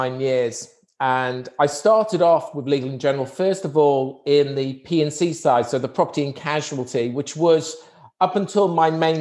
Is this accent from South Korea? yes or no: no; Wrexham, Wales, United Kingdom; I was born in a town in Wales, Wrexham. So, and I grew up in Wrexham